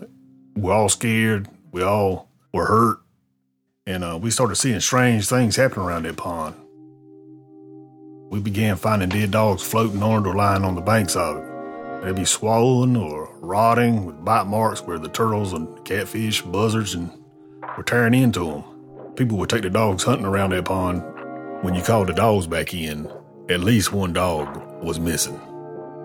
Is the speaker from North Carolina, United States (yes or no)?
yes; North Carolina, United States; I'm from North Carolina